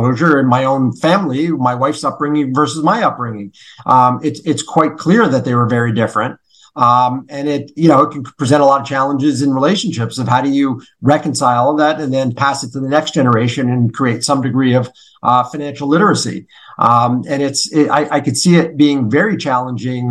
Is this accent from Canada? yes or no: yes; Canada; growing up in Canada